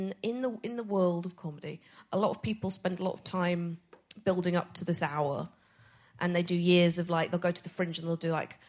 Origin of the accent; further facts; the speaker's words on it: Edinburgh, Scotland, United Kingdom; I'm from Edinburgh